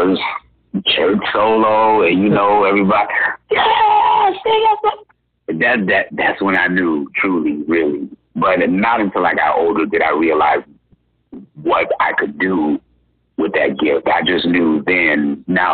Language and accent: English; Gary, Indiana, United States; moved away; also born or lived in Iowa; I am originally from Berry, Indiana